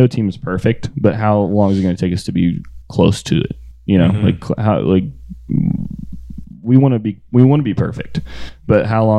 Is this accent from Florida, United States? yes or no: yes; Florida, United States; I grew up in Florida